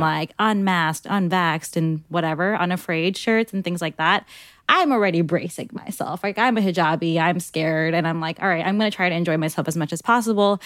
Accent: New York City, New York, United States; also born or lived in New Hyde Park, New York; I grew up in Ozone Park, Queens, and then I moved to New Hyde Park

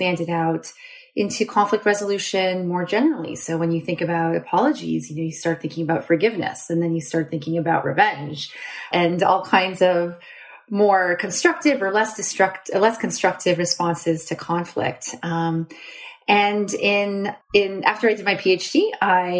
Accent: Canada; moved away as an adult; also born or lived in Guelph, Ontario / Waterloo, Ontario; now in Pittsburgh, United States; I'm Canadian, so I did my undergrad at the University

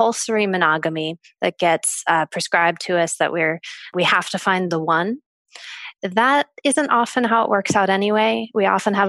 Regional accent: United States; being American

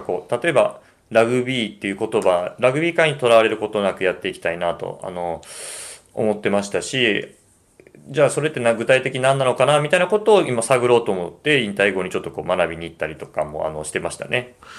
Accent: Osaka, Japan; 僕、大阪人

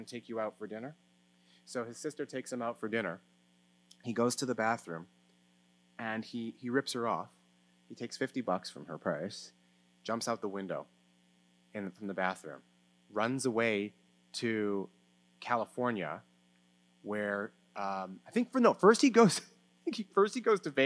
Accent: Canada; I'm Canadian

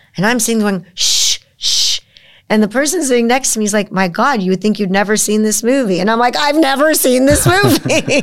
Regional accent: United States; I'm an American

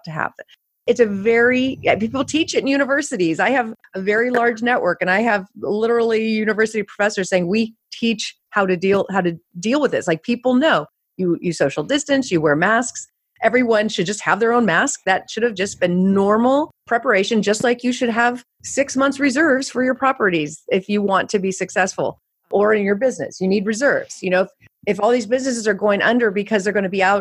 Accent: California, United States; I grew up in California

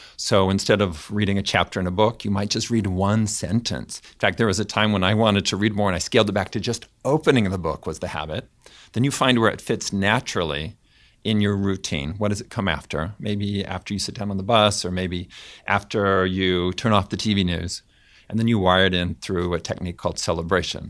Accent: Fresno, California, United States; I grew up in Fresno, California, in a Mormon family.

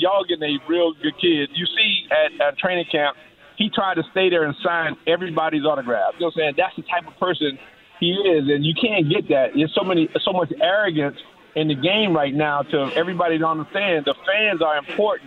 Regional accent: Miami, Florida, United States; we're Dade County still born and bred

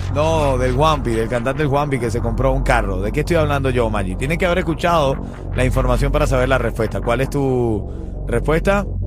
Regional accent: Venezuela; now in Miami, United States; soy venezolano

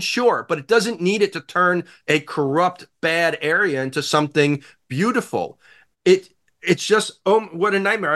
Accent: New York, United States; as a New Yorker

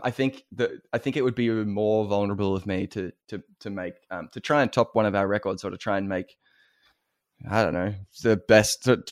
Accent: Wangaratta, Anglesea and Geelong, Victoria, Australia; as an Australian

